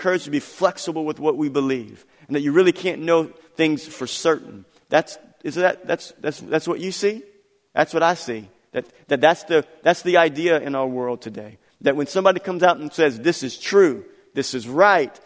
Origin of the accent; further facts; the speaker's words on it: United States; We, as American Christians